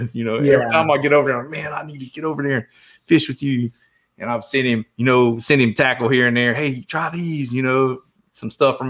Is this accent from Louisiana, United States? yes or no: no; Southeast Georgia, United States; I grew up in Southeast Georgia